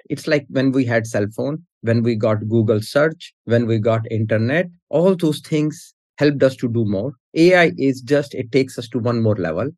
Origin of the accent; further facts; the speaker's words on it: India; now in United States; I was born in India. I moved to US in 94.